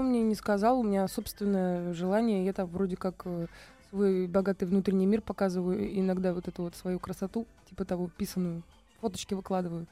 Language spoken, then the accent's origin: Russian; Michurinsky District, Tambov Oblast, Russia; born or raised there; also born or lived in Priozersk, Leningrad Oblast; now in Moscow, Russia